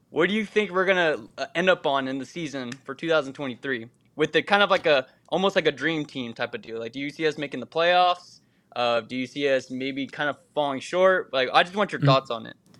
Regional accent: Texas, United States; moved away; I'm from Texas

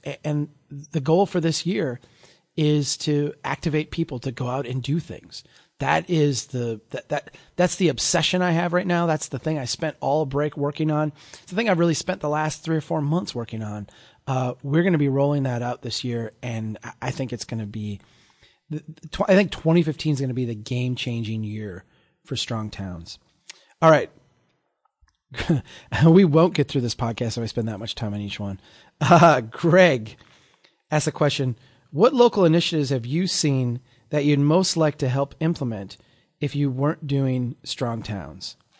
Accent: Brainerd, Minnesota, United States; here in my hometown

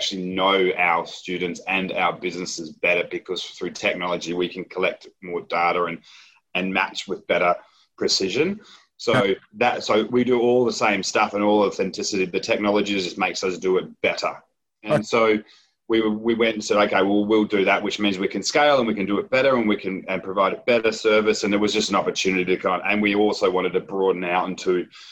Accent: Perth, Western Australia, Australia; also born or lived in Edinburgh, Scotland; I'm West Australian and very proud West Australian

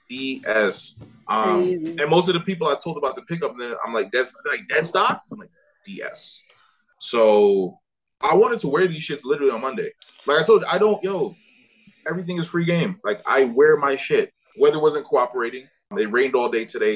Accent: Jamaica; I am Jamaican

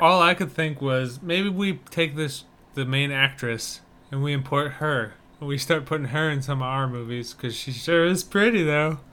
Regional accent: Wisconsin, United States; my home state things

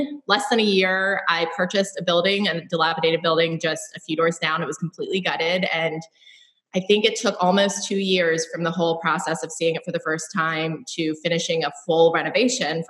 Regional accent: Baltimore, Maryland, United States; moved away as an adult; also born or lived in Austin, Texas; I am a local born and raised in Mayfield, just a mile from my shop. I am a proud Baltimorean

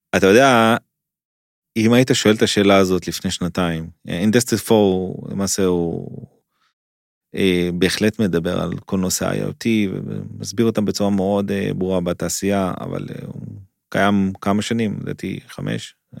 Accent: Israel; אני ישראלי

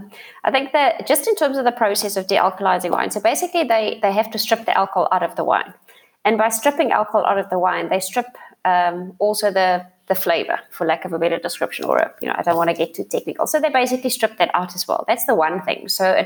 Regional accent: South Africa; first language Afrikaans; English is a second language; And I've written it in Afrikaans because that's obviously my mother tongue.

